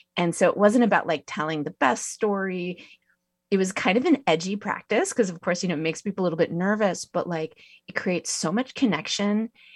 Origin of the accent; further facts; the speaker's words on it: Santa Cruz, California, United States; I grew up near Santa Cruz